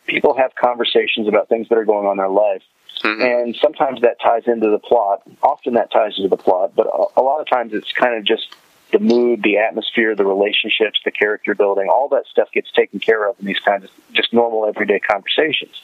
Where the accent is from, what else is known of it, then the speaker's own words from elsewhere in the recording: United States; we as American viewers